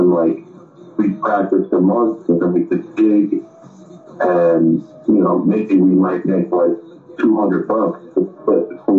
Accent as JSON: {"language": "English", "town": "Boston", "region": "Massachusetts", "country": "United States", "said": "I am from Boston, yeah."}